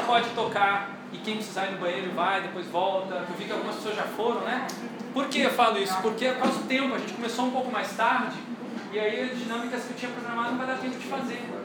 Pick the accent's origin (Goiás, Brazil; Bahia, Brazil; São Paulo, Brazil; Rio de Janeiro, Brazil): Rio de Janeiro, Brazil; eu sou carioca